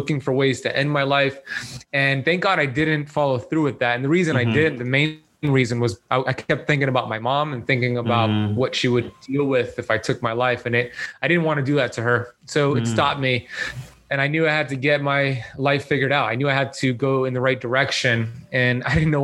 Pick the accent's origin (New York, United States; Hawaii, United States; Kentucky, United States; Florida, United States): Florida, United States; Miami Beach; I grew up here in Miami Beach, Florida